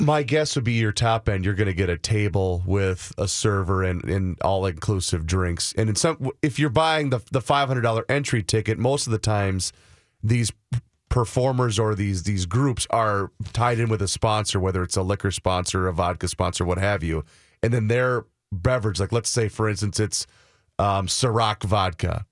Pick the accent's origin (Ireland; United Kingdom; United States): United States; Faribault, Minnesota; My hometown of Faribault, Minnesota